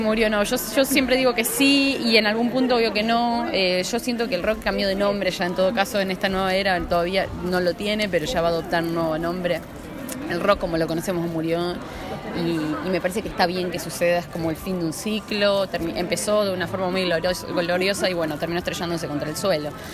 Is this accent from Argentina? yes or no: yes; Sunchales, Santa Fe, Argentina; now in Buenos Aires, Argentina; yo hace ya como 12 años que me fui de, Sunchales, de Santa Fe también. Me fui directamente a Capital.